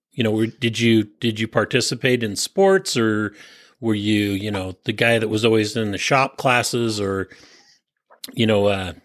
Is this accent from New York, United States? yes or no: no; San Francisco Peninsula, California, United States; And I grew up on the San Francisco Peninsula.